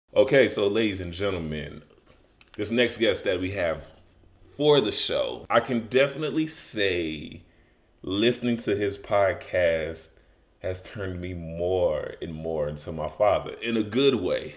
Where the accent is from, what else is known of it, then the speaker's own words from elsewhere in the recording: Chicago, Illinois, United States; moved away as an adult; also born or lived in Las Vegas; I'm originally from Chicago